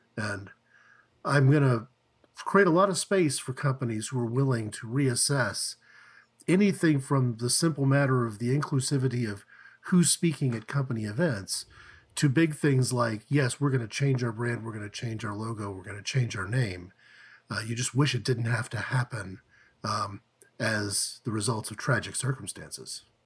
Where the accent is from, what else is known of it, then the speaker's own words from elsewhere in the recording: Tulsa, Oklahoma, United States; we grew up in Tulsa, Oklahoma, we went to school there from kindergarten through, you know, college